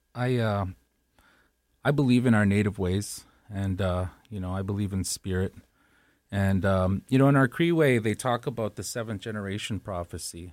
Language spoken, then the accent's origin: English; Winnipeg, Manitoba, Canada; my hometown of Winnipeg